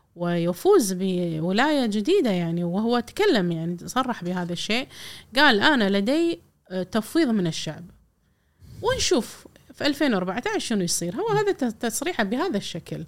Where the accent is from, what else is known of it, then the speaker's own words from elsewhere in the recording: Kuwait; إحنا ككويتيين